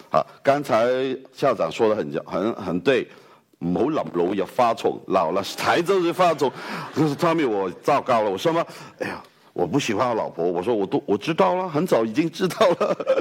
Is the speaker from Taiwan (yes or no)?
no; Hong Kong; accent: Hong Kong-accented Mandarin; Chinese is a second language; 我来自香港的